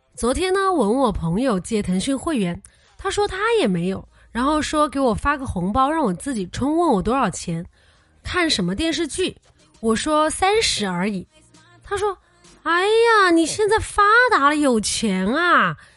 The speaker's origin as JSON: {"language": "Chinese", "country": "China", "said": "我们中国人"}